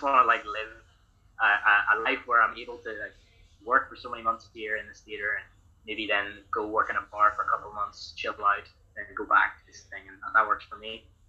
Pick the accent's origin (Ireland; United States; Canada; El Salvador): Ireland; I'm from Ireland.